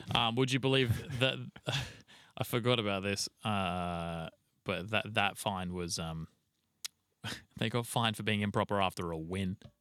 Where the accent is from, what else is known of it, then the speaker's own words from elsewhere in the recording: Australia; we're fucking Australian